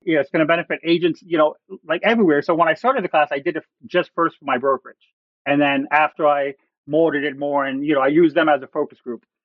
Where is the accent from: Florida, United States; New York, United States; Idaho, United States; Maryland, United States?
Florida, United States; now in Ohio, United States; I'm originally from Florida. I had never seen snow in my life till I moved here.